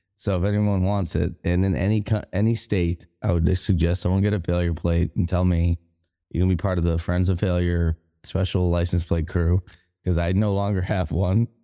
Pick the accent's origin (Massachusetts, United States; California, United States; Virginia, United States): Massachusetts, United States; Boston; moved away as an adult; also born or lived in Denver; now in Kansas City, Missouri, United States; I'm from Boston